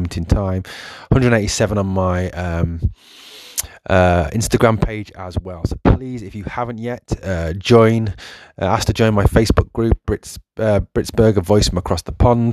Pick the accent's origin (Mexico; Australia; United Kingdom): United Kingdom; England; I was born in England